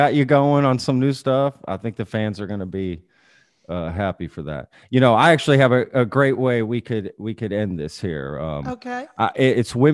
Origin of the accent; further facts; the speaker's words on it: Texas, United States; as a Texan